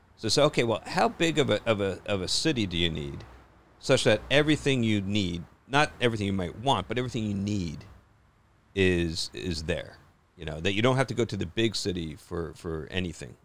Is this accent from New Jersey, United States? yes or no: yes; New Jersey, United States; I grew up in Jersey